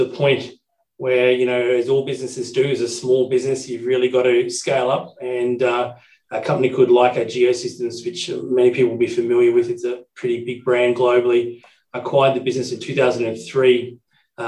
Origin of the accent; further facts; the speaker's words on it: Brisbane, Queensland, Australia; I was born in Brisbane 40-odd years ago and grew up here in Brisbane